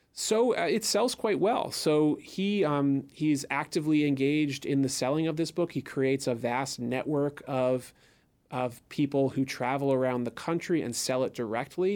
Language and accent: English; Philadelphia, Pennsylvania, United States; I'm a Philadelphian